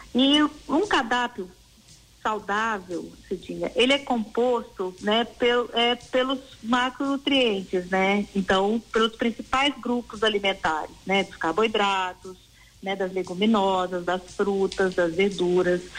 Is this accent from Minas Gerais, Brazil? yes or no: yes; Caxambu, Minas Gerais, Brazil; moved away; eu sou mineira, né? Eu sou de Caxambu, uhum. sul de uhum. Minas